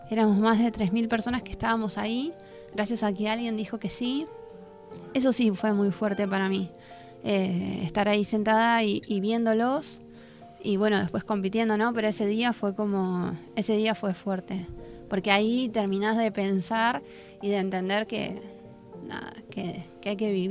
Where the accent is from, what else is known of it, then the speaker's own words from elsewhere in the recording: Argentina; porque nosotros como Argentina, en el, desfile de apertura, éramos el segundo país